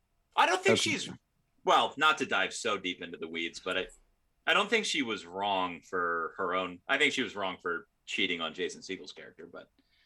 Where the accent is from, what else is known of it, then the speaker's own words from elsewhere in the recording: London, United Kingdom; It's just like, yes, I am. I'm from London.